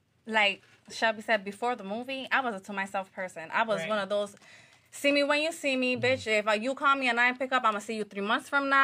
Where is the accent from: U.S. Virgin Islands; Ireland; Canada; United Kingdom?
U.S. Virgin Islands; To be honest with you, what's crazy about it is this. I'm from the Virgin Islands, first of all. So my accent will be flipping back and forth.